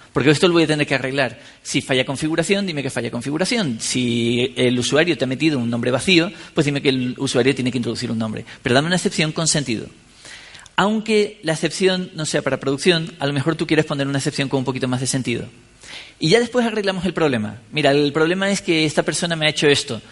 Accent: San Cristóbal de La Laguna, Canary Islands, Spain; yo soy de La Laguna, en Tenerife

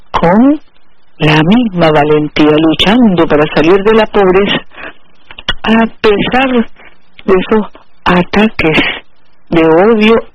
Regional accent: Nicaragua; aquí somos los nicaragüenses, hijos de Darío, hijos de Sandino

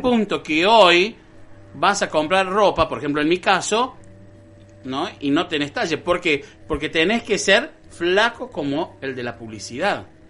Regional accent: Colonia Caroya, Córdoba, Argentina; acá por ejemplo, que somos una colonia italiana

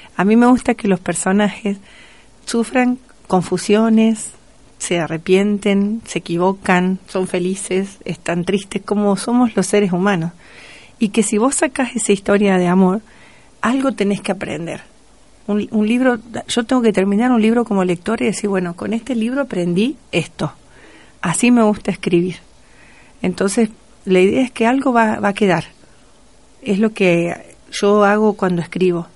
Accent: Entre Ríos, Argentina; now in Río Cuarto, Argentina; Siempre digo que soy cordobesa por adopción. Eh, obviamente, no me olvido que soy entrerriana.

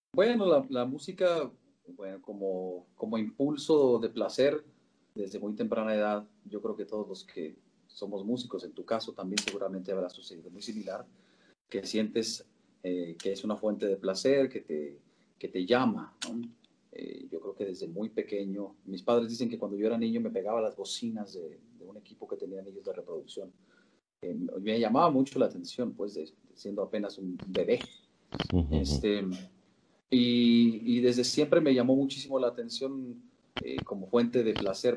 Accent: Querétaro, Mexico; born or raised there; also born or lived in Sinaloa, Mexico

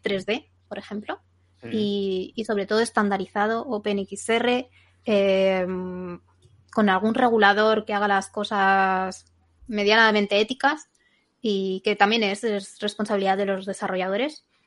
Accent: Zaragoza, Aragon, Spain; yo soy de Zaragoza

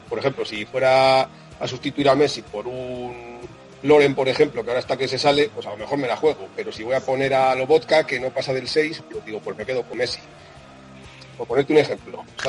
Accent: Segovia, Castile and León, Spain; now in Madrid, Spain; Yo soy de, de un pueblecito pequeño de Segovia que se llama Gómez Cacín. Yo soy castellano, segoviano y castellano

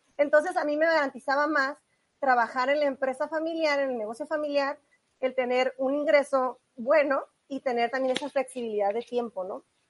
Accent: Tijuana, Baja California, Mexico; Yo soy originaria de Tijuana

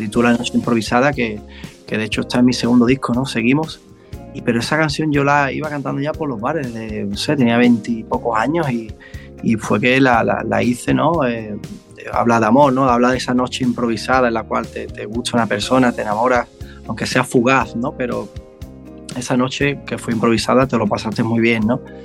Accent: Mairena, Andalusia, Spain; aquí, de mi pueblo de Mairena

